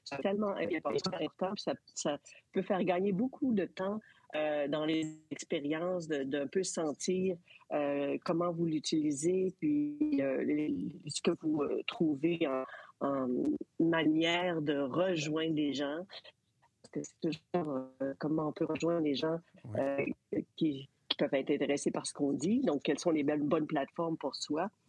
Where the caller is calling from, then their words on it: Montreal, Quebec, Canada; Alors, euh, de Montréal.